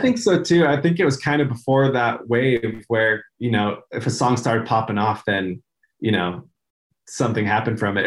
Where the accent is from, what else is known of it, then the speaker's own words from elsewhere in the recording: Denver, Colorado, United States; moved away as an adult; also born or lived in Reno, Nevada / California; now in Utah, United States; I was born in Reno, Nevada, and then moved around California a bit. And then I grew up, we, we moved to Denver the Denver area when I was like eight. And so I spent the rest of my time there until I moved to Utah for college